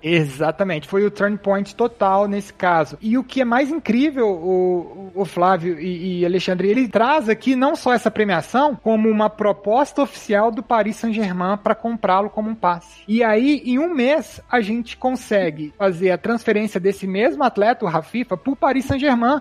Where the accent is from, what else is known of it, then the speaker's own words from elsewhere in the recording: Minas Gerais, Brazil; todos os fundadores são, somos, nós somos mineiros